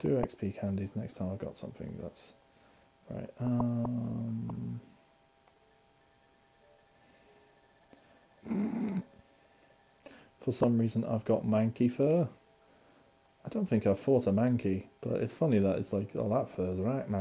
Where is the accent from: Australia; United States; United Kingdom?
United Kingdom; I'm British